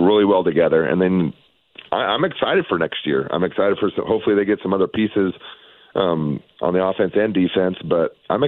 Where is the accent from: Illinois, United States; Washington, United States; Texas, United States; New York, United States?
Washington, United States; Tacoma; also born or lived in Spokane, Washington / Cheney, Washington / Idaho; I grew up in Tacoma, so just south of Seattle there